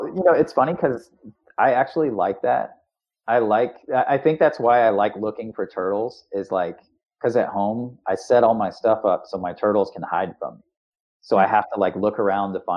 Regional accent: Florida, United States; as a kid, I grew up in Florida

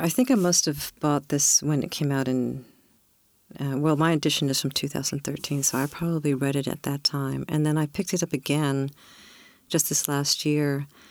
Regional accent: California, United States; born or raised there

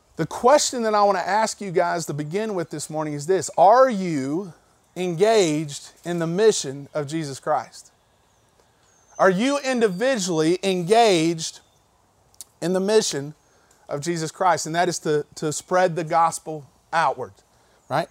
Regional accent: Candler, North Carolina, United States; I'm this kid from Candler, North Carolina

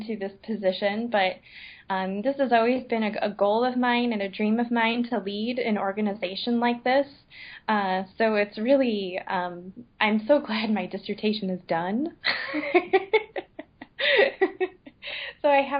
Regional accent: Michigan, United States; being a Michigander and being a Midwesterner

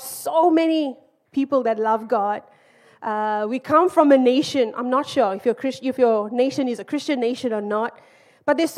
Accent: Zimbabwe; also born or lived in Malaysia; now in United Kingdom; I'm from Zimbabwe

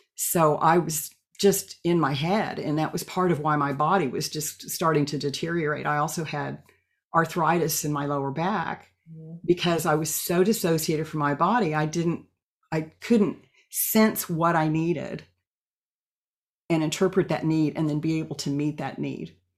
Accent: Oklahoma, United States; moved away as an adult; now in Eugene, United States; I was born and raised in Oklahoma

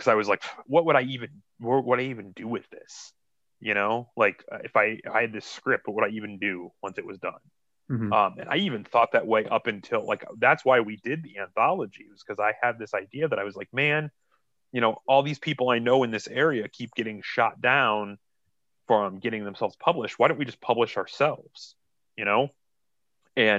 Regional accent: Akron, Ohio, United States; I'm actually from Akron

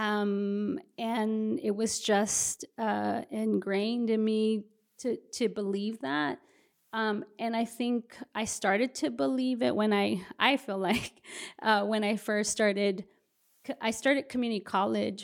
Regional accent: Brownsville, Texas, United States; moved away as an adult; also born or lived in Houston, Texas; now in San Antonio, United States; spent the majority of my, uh, adolescence and adulthood in the Rio Grande Valley in Brownsville, Texas

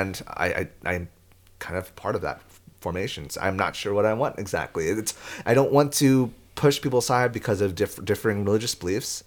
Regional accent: San Diego, California, United States; I'm from San Diego

